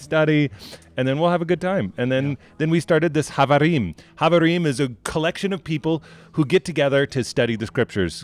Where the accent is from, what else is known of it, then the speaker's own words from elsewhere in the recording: Montclair, New Jersey, United States; I grew up in Montclair.